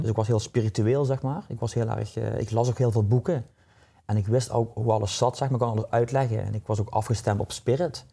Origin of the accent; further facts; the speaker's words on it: Limburg, Netherlands; accent: southern; now in Nieuwland, Netherlands; Ik ben geboren in Limburg. In het zuiden, een zuiderling hoor je waarschijnlijk ja. aan mijn tongval.